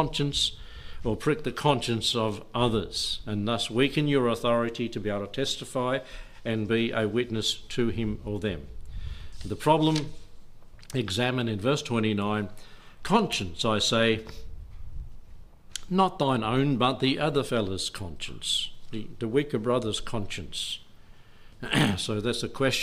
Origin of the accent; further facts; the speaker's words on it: Australia; I'm an Aussie kid